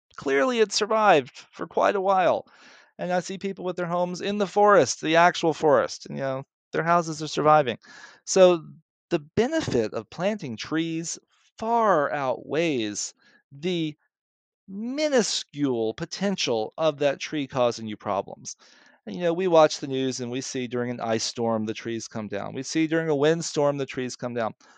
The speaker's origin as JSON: {"language": "English", "region": "Mississippi", "country": "United States", "tie": "born or raised there", "accent": "southern", "moved": "yes", "said": "I grew up in Mississippi, and I went to the Baptist Church"}